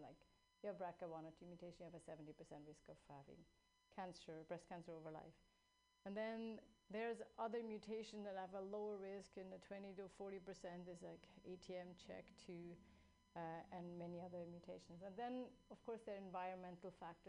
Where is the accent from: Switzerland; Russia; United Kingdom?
Switzerland; now in California, United States; I grew up in Switzerland.